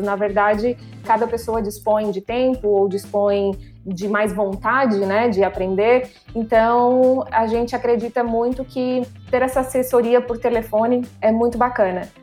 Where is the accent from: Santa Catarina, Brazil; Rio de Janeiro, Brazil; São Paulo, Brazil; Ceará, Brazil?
Santa Catarina, Brazil; Criciúma; moved away as an adult; also born or lived in Miami; sou de Criciúma, Santa Catarina, no sul do país.